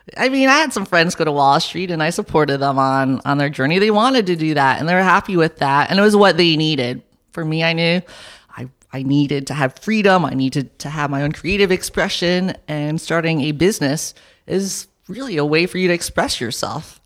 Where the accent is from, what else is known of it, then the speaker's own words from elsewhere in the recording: New York City, New York, United States; moved away; I grew up in New York and my parents are entrepreneurs